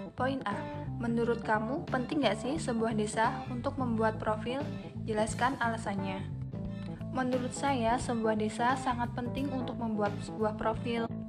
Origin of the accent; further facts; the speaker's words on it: a village in Sleman, Special Region of Yogyakarta, Indonesia; profil desa saya, Desa Sideluk, Berjokulon Sideluk Hurmulian Sleman